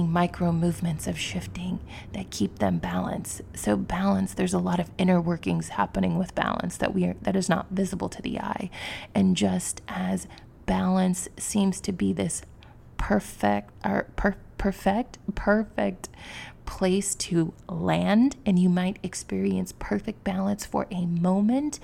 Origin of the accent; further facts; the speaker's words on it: Missouri, United States; moved away; where I grew up in Missouri, it's a very different world.